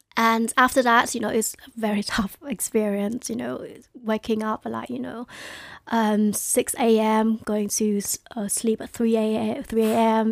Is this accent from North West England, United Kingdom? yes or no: no; London, United Kingdom; also born or lived in Hai Phong, Vietnam; I grew up in Newham.